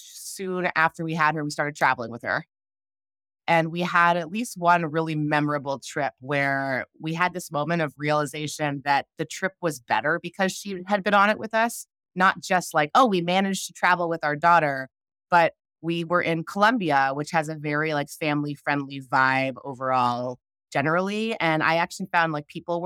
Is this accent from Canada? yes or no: yes; Canada; I grew up in Canada